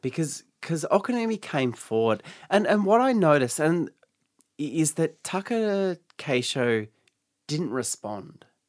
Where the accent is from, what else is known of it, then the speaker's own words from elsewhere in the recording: Geelong, Victoria, Australia; also born or lived in Melbourne; I grew up in Geelong, which is outside of Melbourne.